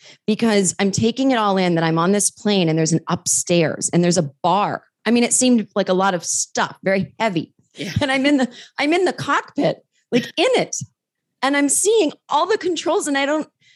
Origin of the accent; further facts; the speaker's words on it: Massachusetts, United States; I grew up in Massachusetts